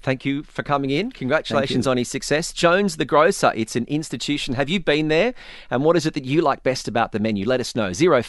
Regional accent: Australia; I come from Australia. Not a lot of people know what a passion fruit is. I didn't realize until I left Australia.

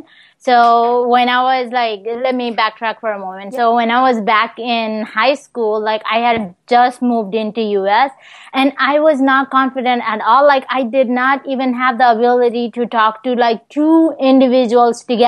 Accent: Nepal; also born or lived in Des Moines; now in Virginia, United States; back where I'm from Nepal

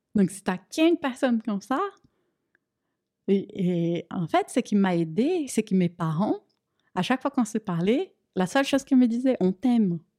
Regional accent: Brazil; French is a second language; moved away as an adult; now in France

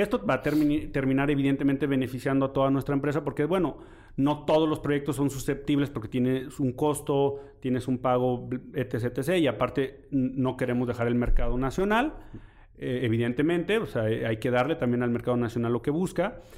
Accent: Mexico

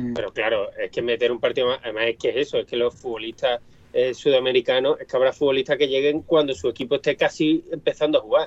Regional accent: Seville, Andalusia, Spain; esta mi ciudad natal

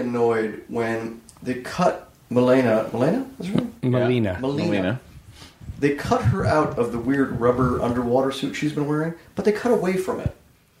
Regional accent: Oak Park, Illinois, United States; That's in Oak Park, Illinois, my hometown.

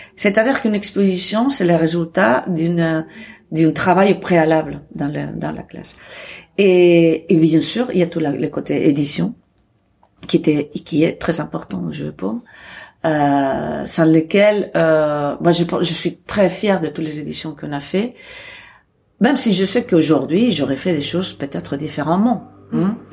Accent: Barcelona, Catalonia, Spain; moved away as an adult; now in Arles, France; je suis née à Barcelone

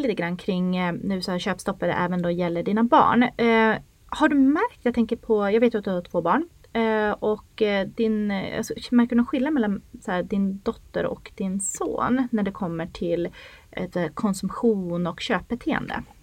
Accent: Norrland, Sweden; moved away as an adult; now in Stockholm, Sweden; Jag är ju uppväxt i Norrland

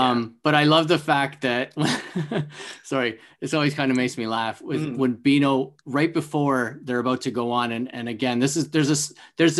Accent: Canada; me growing up in Canada with Much Music

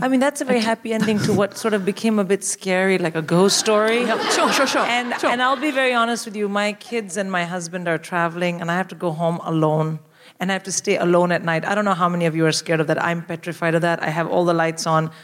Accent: India; moved away as an adult; now in United Kingdom; I'm born and raised in India.

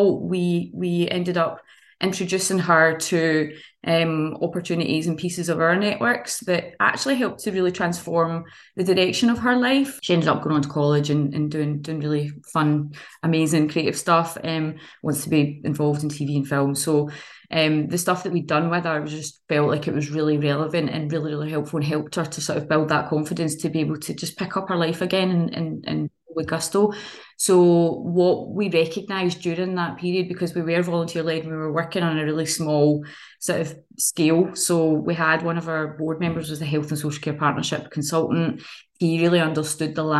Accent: Kilmarnock, Scotland, United Kingdom; I came from Kilmarnock as well

